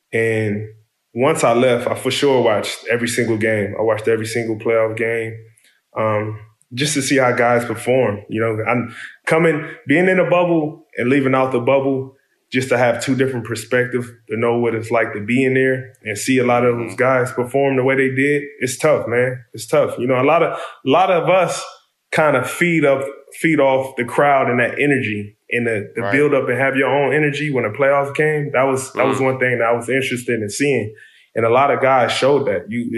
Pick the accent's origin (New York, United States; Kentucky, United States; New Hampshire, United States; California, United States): California, United States; Compton; You know, it's just a natural instinct growing up in Compton to understand, you know, where to go, where not to go, what time to go somewhere, how to maneuver.